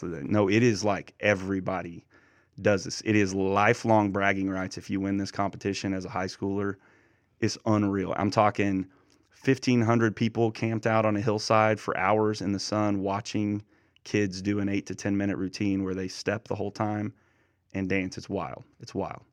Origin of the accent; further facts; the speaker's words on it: eastern Oklahoma, United States; moved away as an adult; My hometown is about forty-five minutes away from where a minister in, in eastern Oklahoma, and it's a town of about three thousand, a little more, very small. And I grew up about ten minutes